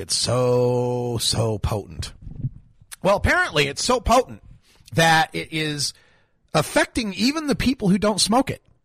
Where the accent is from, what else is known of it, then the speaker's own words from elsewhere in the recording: Idaho, United States; my home state, my birth state of Idaho